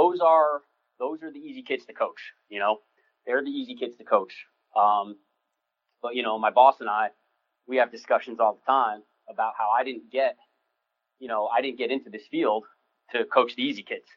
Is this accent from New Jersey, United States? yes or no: yes; New Jersey, United States; moved away as an adult; also born or lived in West Lafayette, Indiana / Michigan; I was born and raised in New Jersey. I'm a city guy